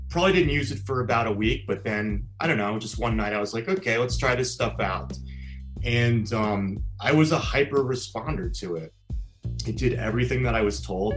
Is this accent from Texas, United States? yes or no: no; Washington, District of Columbia, United States; moved away as an adult; also born or lived in Los Angeles / Florida / San Diego; I'm from Washington, D.C., so I'm from the East Coast.